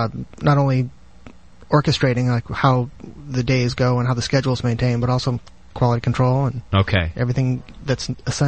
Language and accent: English; San Francisco, California, United States; I was born and raised in San Francisco